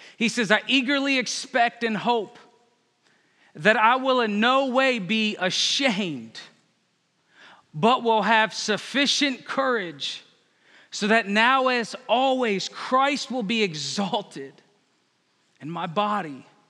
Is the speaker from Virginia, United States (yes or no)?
yes; Northern Virginia, United States; moved away as an adult; I'm from Northern Virginia